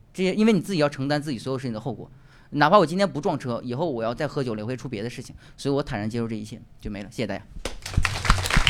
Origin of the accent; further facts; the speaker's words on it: Northeast China, China; accent: Northeastern; 用我们东北话说